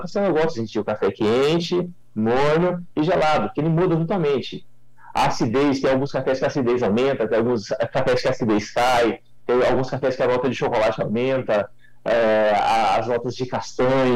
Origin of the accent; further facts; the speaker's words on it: Mogi Guaçu, São Paulo, Brazil; Eu sou daqui da, da região, né? sou de Mogi Guaçu, sou da região aqui de Espírito do Pinhal